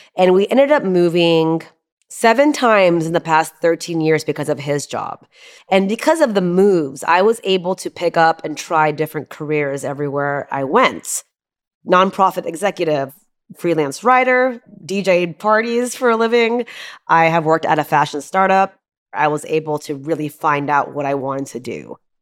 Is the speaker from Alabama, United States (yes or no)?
no; Houston, Texas, United States; also born or lived in Charleston, West Virginia; I was born in Charleston, West Virginia. And I moved to Houston immediately after that when I was one.